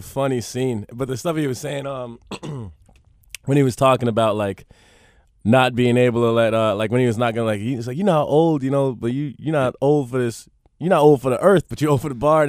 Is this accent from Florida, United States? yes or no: yes; Miami, Florida, United States; also born or lived in Palm Beach; I was in Miami till the end of middle school and then Palm Beach, which is like an hour north of Miami